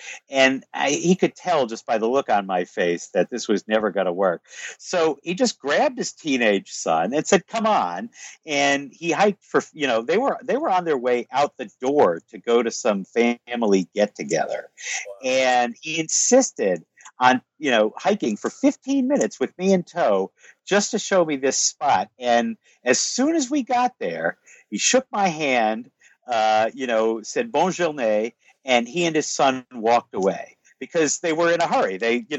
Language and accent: English; United States; I was treated exceedingly well everywhere I went in France for no other reason than because I'm American